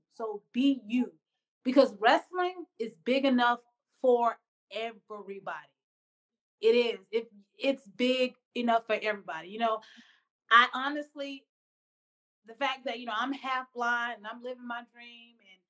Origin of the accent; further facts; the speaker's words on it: the South, United States; I'm from the South. And, of course, you know, the South has their ways.